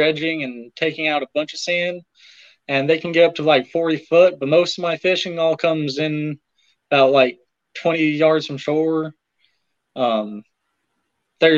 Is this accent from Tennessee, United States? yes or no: no; Arcadia, Nebraska, United States; now in Grand Island, United States; I'm actually from a small town called Arcadia